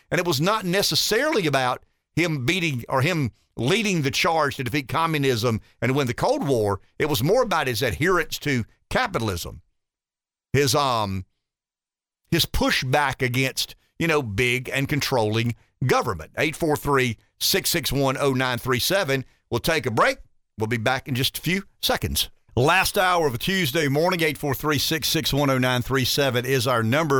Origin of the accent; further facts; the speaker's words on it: the South, United States; being a Southerner